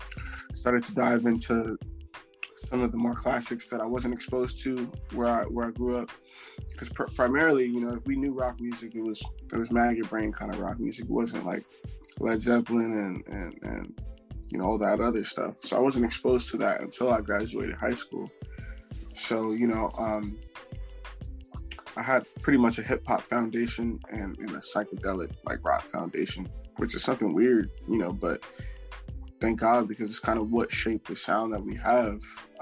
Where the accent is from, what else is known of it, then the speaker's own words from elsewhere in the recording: Plainfield, New Jersey, United States; So I grew up in Plainfield, New Jersey.